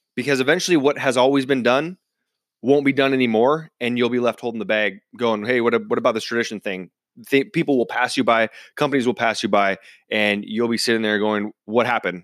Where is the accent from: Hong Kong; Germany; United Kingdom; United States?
United States; central Washington; my hometown in, uh, central Washington